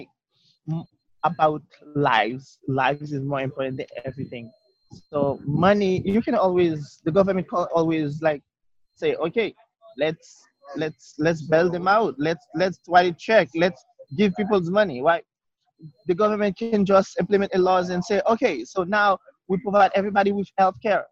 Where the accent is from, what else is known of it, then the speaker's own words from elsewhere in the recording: Haiti; English is a second language; moved away as an adult; now in United States; I came from Haiti